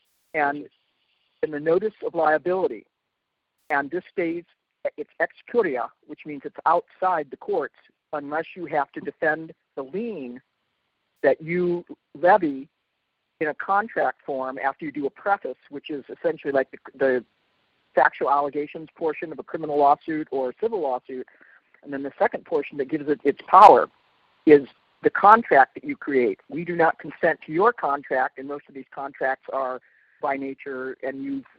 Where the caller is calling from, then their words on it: Olympia, Washington, United States; I'm calling from Olympia, Washington State